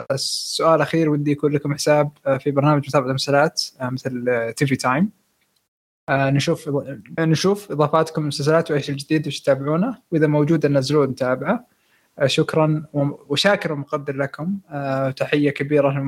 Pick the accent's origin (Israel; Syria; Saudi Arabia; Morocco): Syria; now in Germany; من سوريا مقيم في المانيا